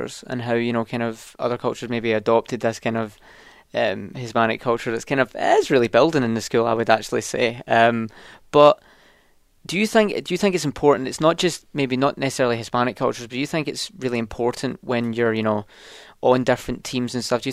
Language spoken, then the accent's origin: English; Scotland, United Kingdom; now in North Carolina, United States; I'm from Scotland.